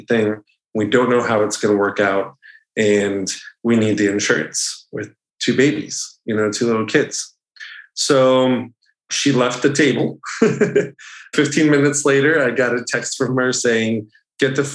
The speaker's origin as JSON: {"language": "English", "region": "New Jersey", "country": "United States", "tie": "born or raised there", "also_born_or_lived": "Ithaca, New York / Providence, Rhode Island / South Florida", "moved": "as an adult", "said": "I grew up in New Jersey."}